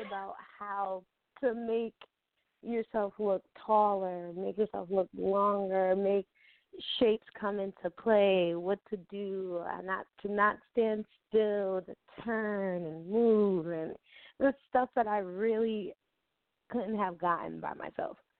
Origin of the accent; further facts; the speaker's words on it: Albany, New York, United States; I am from Albany, New York